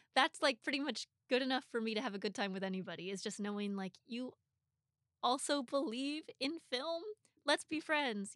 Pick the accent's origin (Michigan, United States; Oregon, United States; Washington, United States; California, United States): Oregon, United States; Portland; moved away as an adult; now in Los Angeles, United States; I'm from Portland, I, I grew up there